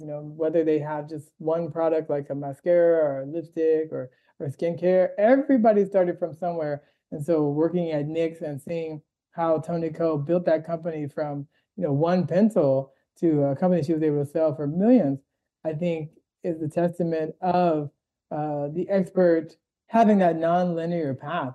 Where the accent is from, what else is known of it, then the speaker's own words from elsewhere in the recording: Washington, District of Columbia, United States; moved away as an adult; also born or lived in Boston; now in Los Angeles, United States; I'm originally from the East Coast, Washington D.C.